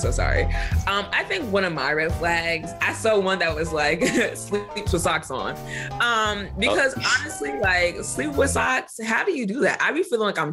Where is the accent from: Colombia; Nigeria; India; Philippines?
Nigeria; I'm Nigerian